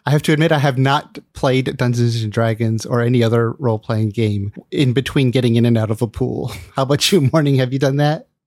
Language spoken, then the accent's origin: English; Los Angeles, California, United States; moved away as an adult; now in San Francisco Bay Area, United States; I grew up in L A, but I left when I just barely entered adulthood